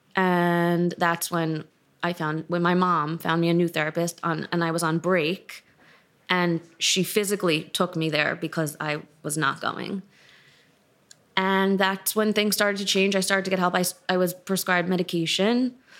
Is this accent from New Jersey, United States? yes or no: no; New York City, New York, United States; I grew up in New York City, in Manhattan